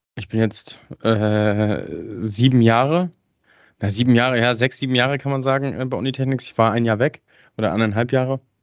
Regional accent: Hagenow, Mecklenburg-Vorpommern, Germany; komme äh, gebürtig aus Hagenow, das ist hm, bei Schwerin

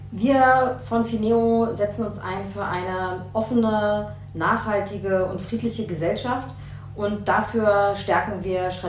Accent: West Germany, Germany; Ich habe da keine Erfahrung. Ich komme aus Westdeutschland.

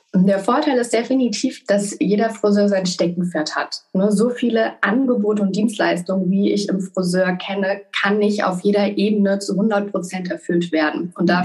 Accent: Mainz, Rhineland-Palatinate, Germany; ich komme gebürtig aus Mainz

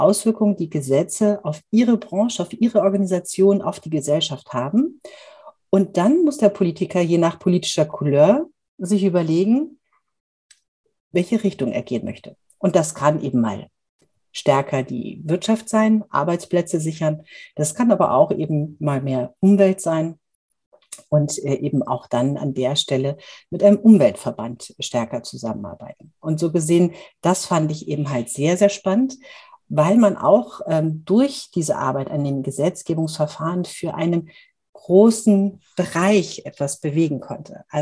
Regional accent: Munich, Bavaria, Germany; born there; accent: Bavarian; bin gebürtige Münchnerin, das hört man vielleicht nicht ganz so stark, aber äh, wenn ich mit meiner bayerischen Freundin äh, Julia Knorr, ähm, die ich auch heute Abend noch treffe, ähm, rede, dann verfalle ich immer wieder in so einen leicht bayerischen Singsang.

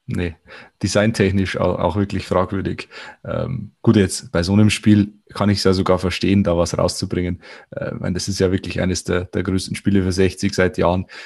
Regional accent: Viechtach, Bavaria, Germany; aus meiner Heimatstadt Fichtach

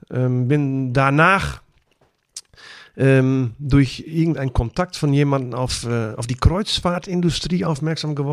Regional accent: Netherlands; Heißt bei uns in Holland Boerenkohl.

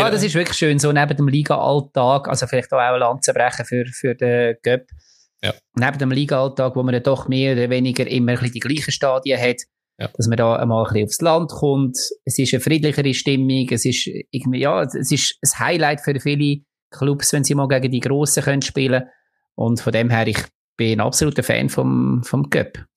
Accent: Lucerne, Switzerland; es tut ein bisschen weh als Luzerner, dass wir einen schönen, schönen Pokal nicht bei uns haben.

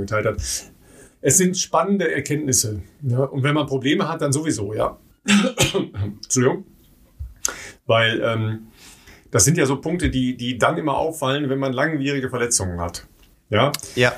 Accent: Dorsten, North Rhine-Westphalia, Germany; das ist nicht so ganz weit weg von meiner Heimat. Ja. Ich komme aus Dorsten.

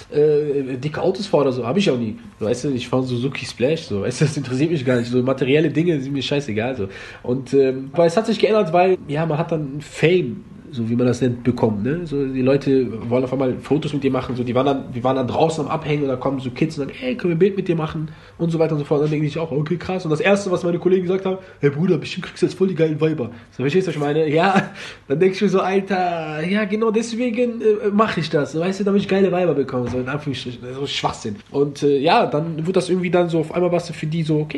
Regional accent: Germany; Ich bin voll Marokkaner, in Deutschland geboren, Deutschland groß geworden und äh, ja, das wär's erstmal.

